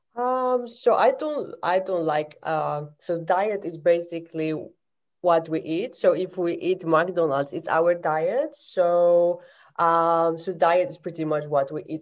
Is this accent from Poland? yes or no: yes; Poland; moved away as an adult; now in London, United Kingdom; I'm from Poland. I live in London uh, since 2006